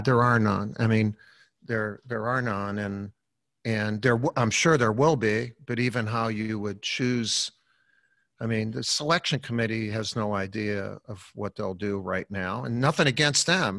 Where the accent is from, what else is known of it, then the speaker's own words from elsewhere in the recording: Chicago, Illinois, United States; growing up in Chicago, we lived on a in, in a Columbus Park uh, uh schoolyard